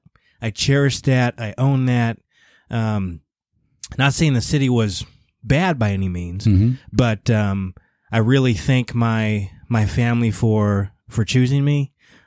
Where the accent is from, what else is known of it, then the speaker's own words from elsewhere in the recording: Illinois, United States; I mean, Illinois, I mean, it's Illinois, right?